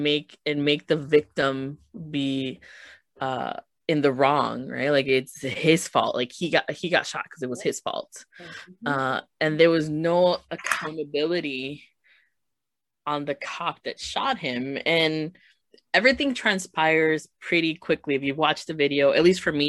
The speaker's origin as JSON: {"language": "English", "town": "Chicago", "region": "Illinois", "country": "United States", "tie": "born or raised there", "said": "growing up in Chicago"}